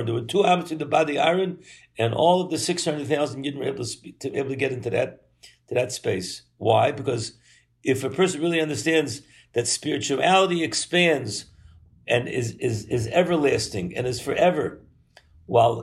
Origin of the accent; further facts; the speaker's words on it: Baltimore, Maryland, United States; moved away; as a young boy growing up in Baltimore